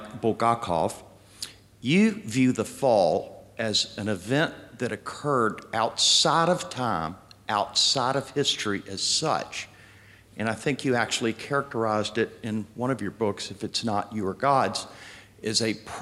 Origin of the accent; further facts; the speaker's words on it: United States; being from the United States